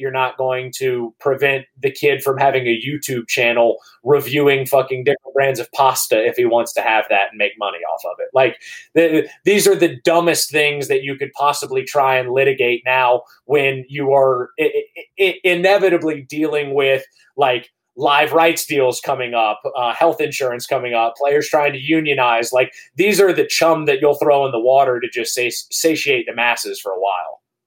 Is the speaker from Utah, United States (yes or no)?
no; Baton Rouge, Louisiana, United States; also born or lived in Georgia; I grew up in Baton Rouge, where one mile away from where I'm sitting right now